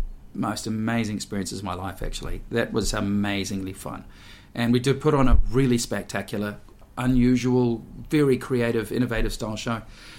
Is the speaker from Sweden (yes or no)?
no; Auckland, New Zealand; moved away as an adult; also born or lived in Sydney; I was a kid from Auckland